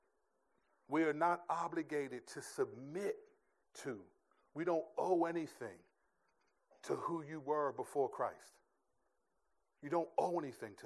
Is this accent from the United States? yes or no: yes; United States; I'm a stupid American